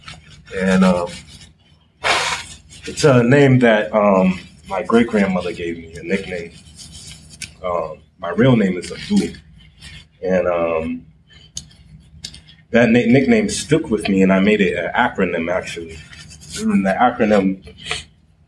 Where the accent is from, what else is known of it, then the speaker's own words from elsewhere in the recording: Boston, Massachusetts, United States; I'm from Boston. Actually, I'm from the Roxbury area.